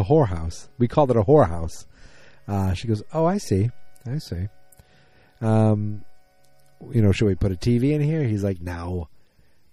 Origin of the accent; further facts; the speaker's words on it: Boston, Massachusetts, United States; I'm from Boston